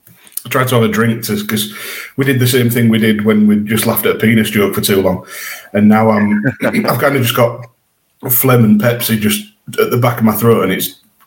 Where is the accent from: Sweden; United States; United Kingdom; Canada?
United Kingdom; York, Yorkshire and the Humber; My hometown, York City, have got promotion to, back to the National League.